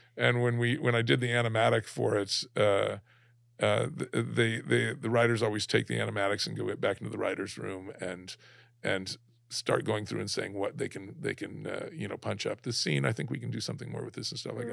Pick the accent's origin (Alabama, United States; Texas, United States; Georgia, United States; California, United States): Alabama, United States; moved away; also born or lived in San Diego; growing up in Alabama